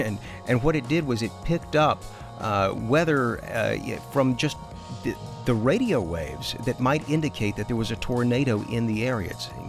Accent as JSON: {"language": "English", "region": "Georgia", "country": "United States", "tie": "born or raised there", "moved": "yes", "lives_now": "Texas, United States", "said": "I grew up in Georgia, and we used to have our share of those."}